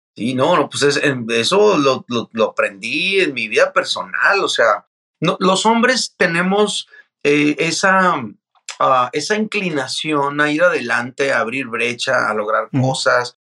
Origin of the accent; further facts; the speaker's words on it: Mazatlán, Sinaloa, Mexico; yo soy de Mazatlán, Sinaloa. Este, soy hijo de padre norteamericano y madre mexicana. Eh, toda mi vida, eh, o la mayor parte de mi vida, la vivía eh, ahí en Mazatlán, ahí nacía y crecía